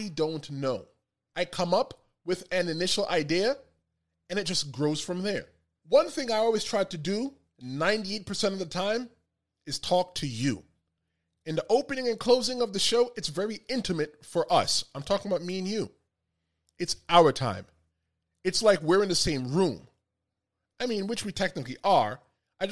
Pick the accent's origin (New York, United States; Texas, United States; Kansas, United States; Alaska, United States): New York, United States; New York City; I grew up in the Bronx, surrounded by Dominicans, surrounded by Puerto Ricans